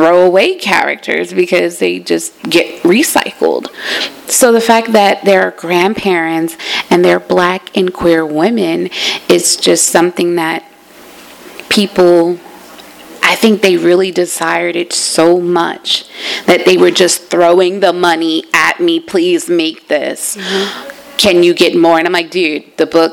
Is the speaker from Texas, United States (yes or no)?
no; New Jersey, United States; I'm from Jersey.